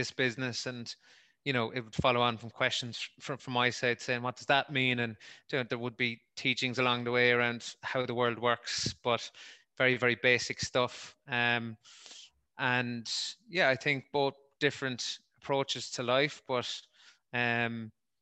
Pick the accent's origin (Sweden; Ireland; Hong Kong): Ireland; Wexford, Leinster; accent: Wexford twang; moved away as an adult; also born or lived in Dublin; now in Limerick, Ireland; Grew up in Wexford, moved to Limerick for college and stayed here for a few years, then did 5-6 years in Dublin.